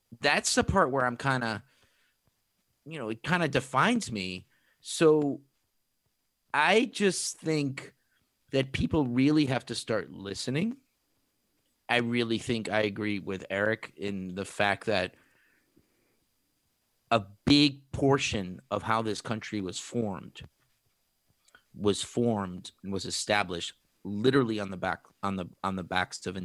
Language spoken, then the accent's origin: English; Puerto Rico; moved away; I am originally from Puerto Rico, which is another stain. I was born and raised.